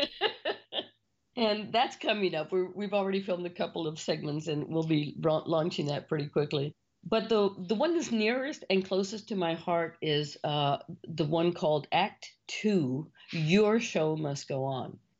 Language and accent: English; Mission, Texas, United States; you're born and raised in Mission, Texas